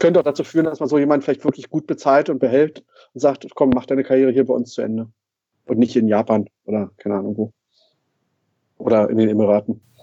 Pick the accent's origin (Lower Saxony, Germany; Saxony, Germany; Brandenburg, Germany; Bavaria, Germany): Brandenburg, Germany; als geborener Brandenburger.